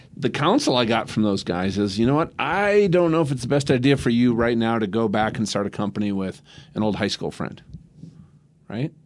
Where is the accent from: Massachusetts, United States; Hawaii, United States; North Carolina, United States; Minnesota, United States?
Minnesota, United States; now in Denver, United States; I'm from Minnesota